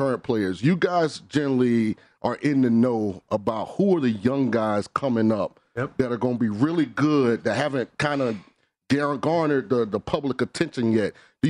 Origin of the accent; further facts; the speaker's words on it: St. Petersburg, Florida, United States; So I'm from St. Petersburg, so I'm very familiar with all the Rays.